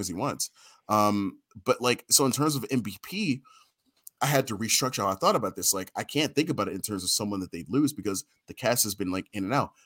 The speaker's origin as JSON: {"language": "English", "town": "Baltimore", "region": "Maryland", "country": "United States", "tie": "born or raised there", "said": "I grew up in Baltimore"}